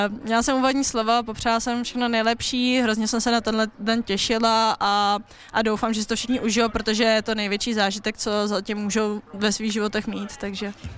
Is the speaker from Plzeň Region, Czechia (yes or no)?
yes; Plzeň, Plzeň Region, Czechia; moved away as an adult; Plzeň, že moje rodné město, já mám strašně ráda to město, ráda se tam vracím